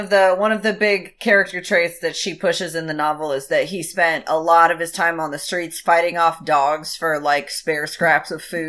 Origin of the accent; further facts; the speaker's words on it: United States; I too am American.